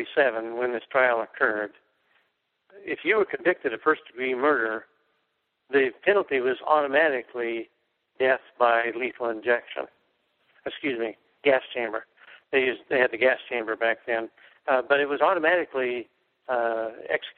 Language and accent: English; Oregon, United States; moved away; my hometown in Oregon